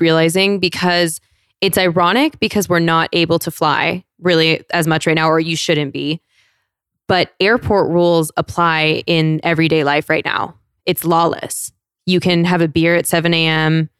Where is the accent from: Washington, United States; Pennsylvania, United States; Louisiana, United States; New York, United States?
Washington, United States; Federal Way; moved away; also born or lived in San Diego; I'm from South Seattle, so closer to Tacoma